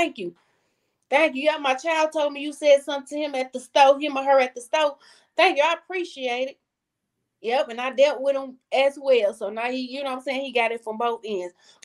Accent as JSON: {"language": "English", "town": "Saginaw", "region": "Michigan", "country": "United States", "tie": "born or raised there", "said": "I'm from Saginaw, Michigan, in case nobody knows. Sag Nasty, that's what we call it"}